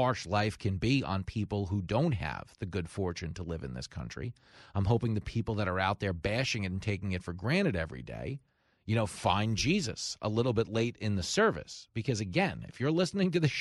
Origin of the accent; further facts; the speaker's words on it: Levittown, New York, United States; I grew up in Levittown in a house full of cops.